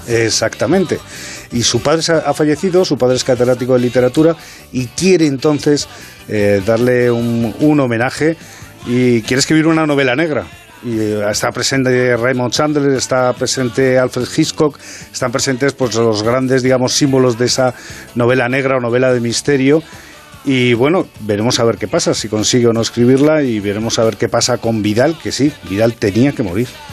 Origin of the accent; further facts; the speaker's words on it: Madrid, Community of Madrid, Spain; los dos escritores somos del Parque de las Avenidas